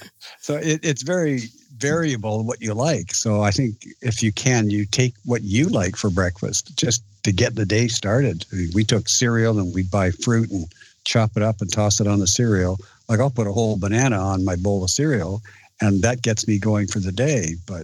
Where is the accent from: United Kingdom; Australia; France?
United Kingdom; Scotland; now in British Columbia, Canada; I'm Scottish, so I was raised on it.